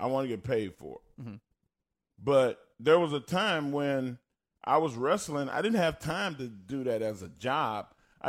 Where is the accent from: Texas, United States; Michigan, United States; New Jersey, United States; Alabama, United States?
Texas, United States; accent: Texas country twang; I have a Texas country twang accent.